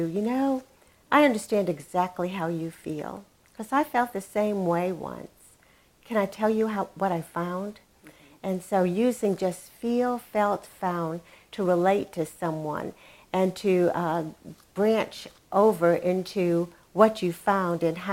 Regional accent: New England, United States; now in Dallas, United States; I grew up in New England, and it was a very closed environment.

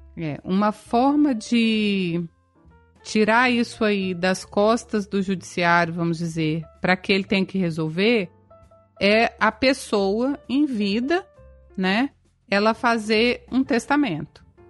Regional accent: Espírito Santo, Brazil; sou do Espírito Santo

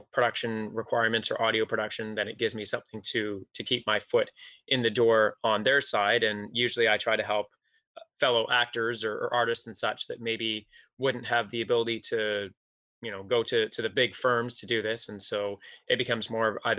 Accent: Toronto, Ontario, Canada; I grew up in Scarborough. Mm-hmm. In Ontario.

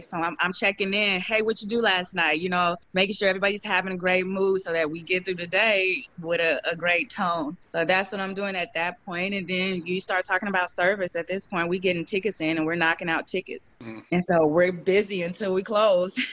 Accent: St. Louis, Missouri, United States; I'm from St. Louis

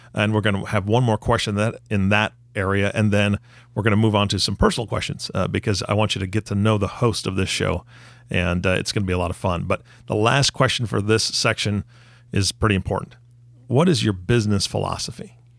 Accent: Taiwan; I was born in Taiwan

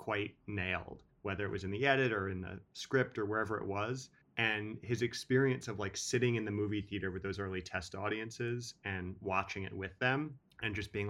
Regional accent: Manhattan, New York, United States; I grew up in Manhattan, so we had chained in front of every pizza place and video store.

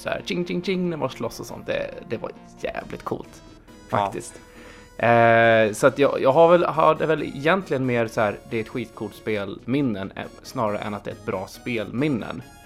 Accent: Uppsala, Uppsala County, Sweden; i Uppsala där jag växte upp

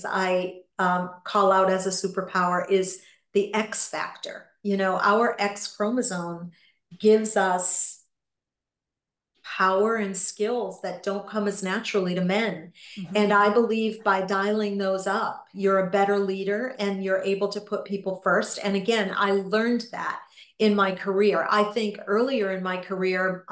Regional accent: New England, United States; I grew up in New England

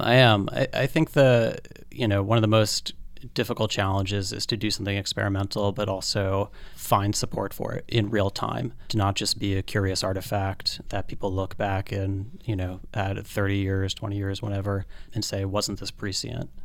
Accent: the Poconos, Northeast Pennsylvania, United States; now in New York, United States; I grew up in Northeast Pennsylvania, in the Poconos

